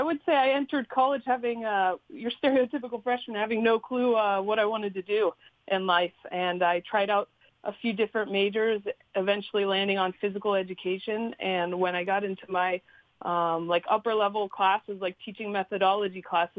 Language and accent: English; Pittsburgh, Pennsylvania, United States; moved away as an adult; also born or lived in Baltimore, Maryland / Rhode Island; I grew up in suburbia, Pittsburgh, Pennsylvania.